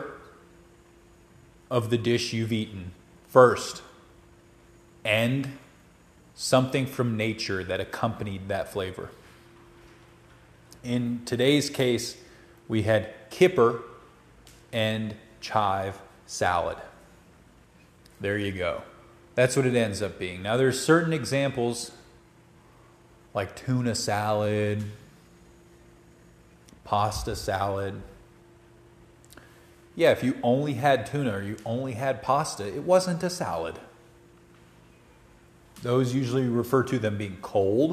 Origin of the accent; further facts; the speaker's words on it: Georgia, United States; moved away as an adult; now in Colorado, United States; growing up in Georgia